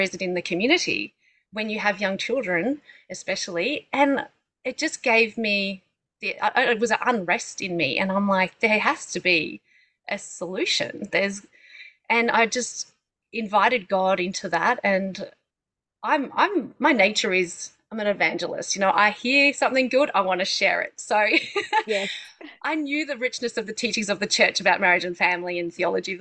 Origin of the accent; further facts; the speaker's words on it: Melbourne, Victoria, Australia; moved away as an adult; now in Brisbane, Australia; I'm originally from Melbourne, and that's where I met my husband